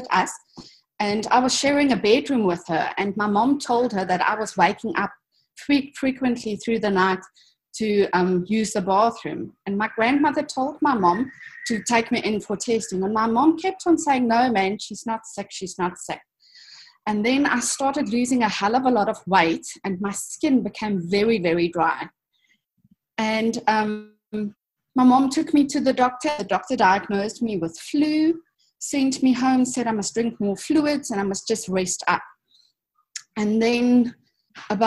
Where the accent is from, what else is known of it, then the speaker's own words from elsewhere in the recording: South Africa; I was born in South Africa in 1979. So I saw the last stages of the apartheid era, but luckily I grew up when it was on its way out already.